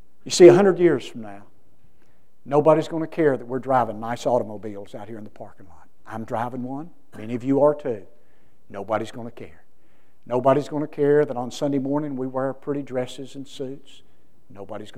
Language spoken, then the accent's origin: English; United States; my hometown of Parrisburg.